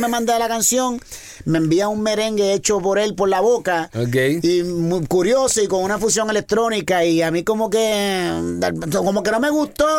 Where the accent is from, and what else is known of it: Puerto Rico; born or raised there